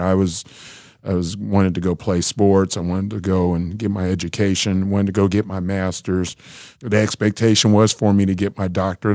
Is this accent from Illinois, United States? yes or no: no; Kansas City, Missouri, United States; I was born in Kansas City, Missouri